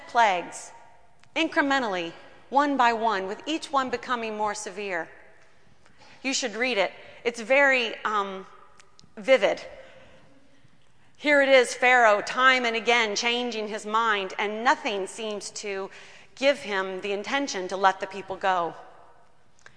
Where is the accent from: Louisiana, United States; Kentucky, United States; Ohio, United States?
Kentucky, United States; I grew up in Kentucky